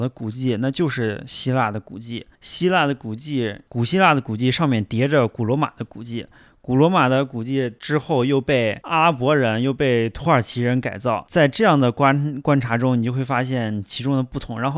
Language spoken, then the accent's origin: Chinese; Xi'an, Shaanxi, China; 如果把我们西安人放在外地去看的话，或者者是外地人来到西安去看的话